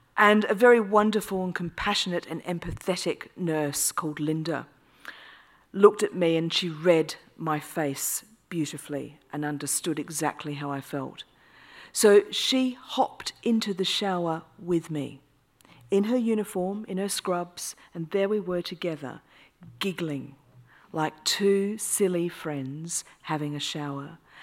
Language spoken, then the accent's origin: English; Australia; now in United Kingdom; I'm Australian